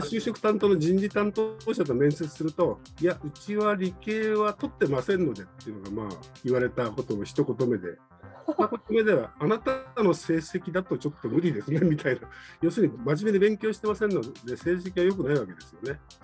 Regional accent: Nagano, Japan; moved away; 長野が私の田舎なんですけど

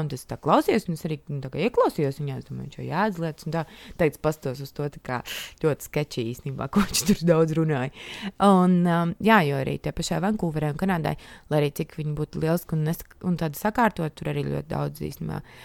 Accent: Latvia; es piedzimu Latvijā un tika audzināta šeit. Uzaugu šeit

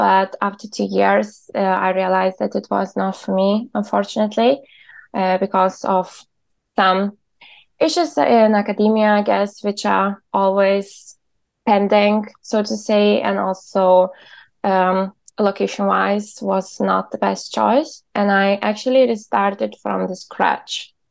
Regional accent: Lithuania; moved away as an adult; also born or lived in Berlin, Germany; now in Copenhagen, Denmark; I am from Lithuania and I graduated genetics bachelor's from Vilnius University

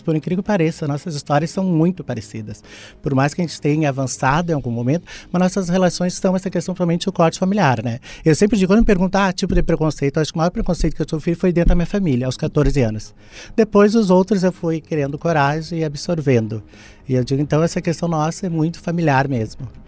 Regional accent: Santa Maria, Rio Grande do Sul, Brazil; also born or lived in São Sepé / São Paulo / Porto Alegre; nasci em São Cepé, toda a minha infância, minha adolescência é o bairro Rosário até, depois fui embora, fui para São Paulo, retornei, fui para Porto Alegre, mas a minha história é Santa Maria.

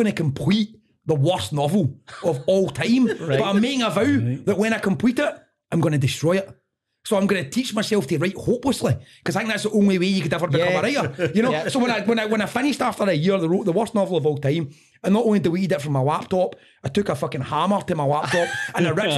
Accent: Airdrie, Scotland, United Kingdom; I was growing up in Airdrie

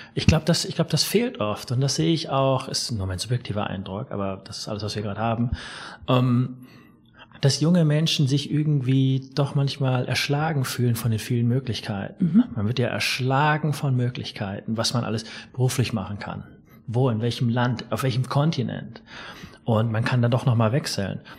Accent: Erlangen, Bavaria, Germany; von dort ist meine Mutter mhm. nach Erlangen und ich komme aus Erlangen.

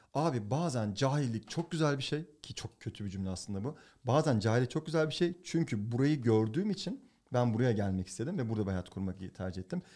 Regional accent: Turkey; moved away as an adult; now in United States; Ben Türk erkeğim

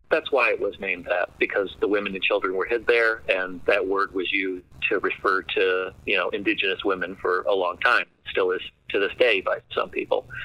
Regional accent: Canandaigua, New York, United States; I mean, our, our personal connection is we're from we're from Canandaigua.

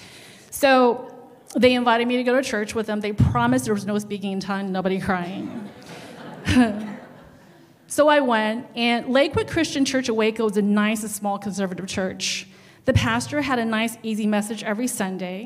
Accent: China; English is a second language; moved away

